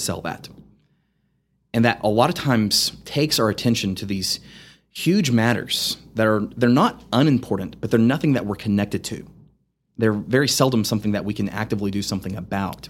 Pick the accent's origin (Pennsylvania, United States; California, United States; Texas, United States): Texas, United States; Amarillo; I grew up in Amarillo. I grew up in Southwest Amarillo.